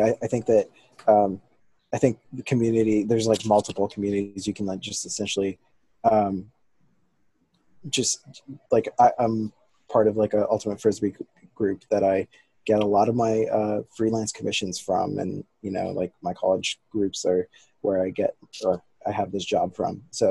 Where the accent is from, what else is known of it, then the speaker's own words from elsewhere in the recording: India; also born or lived in Bahrain; He knows that I'm coming from Bahrain, which is a Muslim country, but I'm Indian, you know